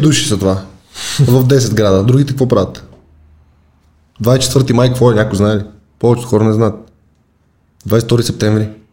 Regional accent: Sofia, Sofia City, Bulgaria; Вече няма казвам, че съм от София.

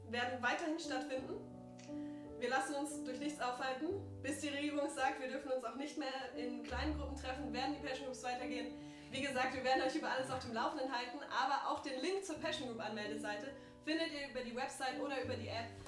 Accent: Hanover, Lower Saxony, Germany; moved away as an adult; now in Baden-Württemberg, Germany; ich bin ursprünglich aus Hannover, habe da noch meine, meine Familie

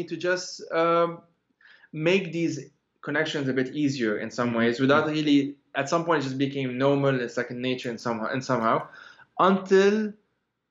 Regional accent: Lebanon; moved away; we are protesters from Lebanon

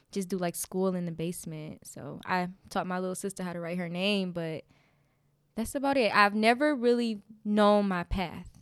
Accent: Detroit, Michigan, United States; I grew up in Detroit, Michigan. right in the hood, um, on Dexter.

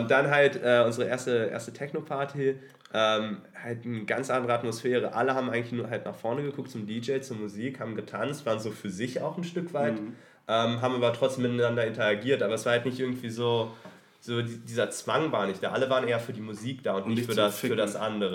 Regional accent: Hanover, Lower Saxony, Germany; moved away as an adult; now in Berlin, Germany; mittlerweile wohnhaft in Berlin, ursprünglich mhm. aus Hannover

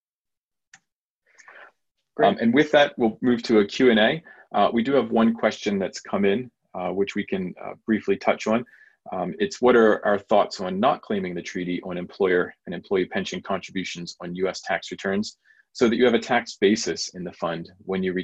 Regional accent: United States; moved away as an adult; now in London, United Kingdom; as an American living in London myself

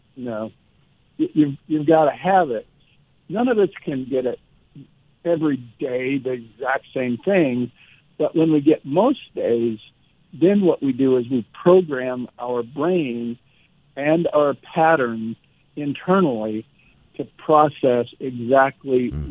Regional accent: Nebraska, United States; I was from Nebraska and a country boy

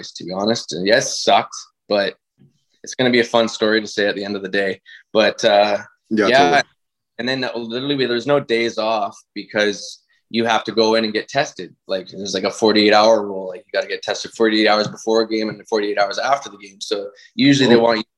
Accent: White Rock, British Columbia, Canada; I'm from White Rock

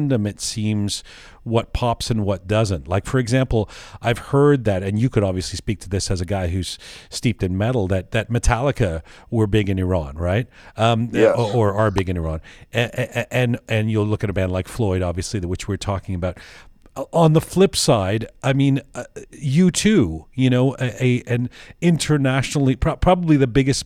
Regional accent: Canada; also born or lived in London; I was born in London, grew up in Canada

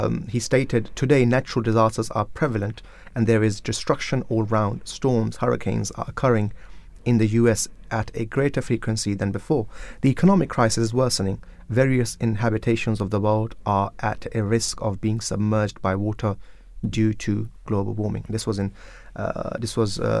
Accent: Pakistan; I'm from Pakistan.

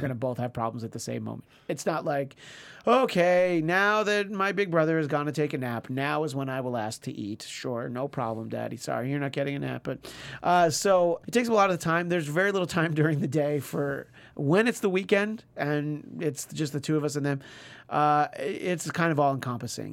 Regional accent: New York, United States; moved away; growing up in New York and even going there for Christmases for the first few years that I lived here

